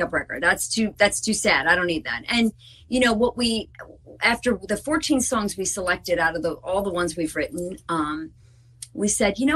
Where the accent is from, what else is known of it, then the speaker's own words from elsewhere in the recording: New Jersey, United States; We're from Jersey